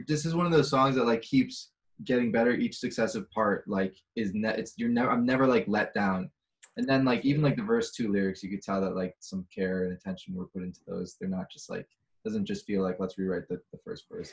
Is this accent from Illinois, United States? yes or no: yes; Chicago, Illinois, United States; now in Los Angeles, United States; I'm from Chicago